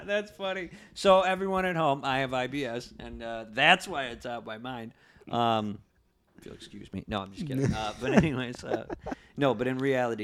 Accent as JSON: {"language": "English", "town": "Sanborn", "region": "New York", "country": "United States", "said": "I'm from Sanborn"}